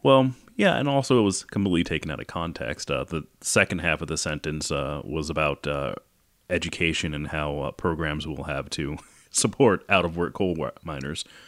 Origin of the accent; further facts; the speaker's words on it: Great Falls, Montana, United States; I grew up partially in Great Falls